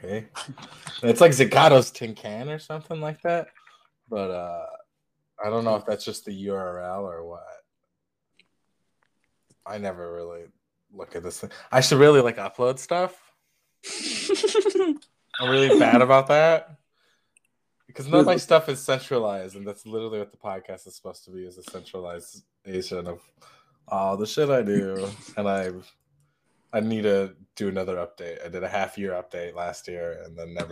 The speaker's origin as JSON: {"language": "English", "area": "Pine Ridge Reservation", "region": "South Dakota", "country": "United States", "said": "I'm Oglala Lakota from the Pine Ridge Reservation"}